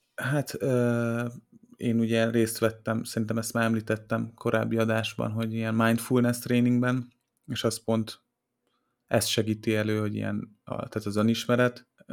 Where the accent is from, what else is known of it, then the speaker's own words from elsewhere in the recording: Hungary; magyarok vagyunk, panaszkodunk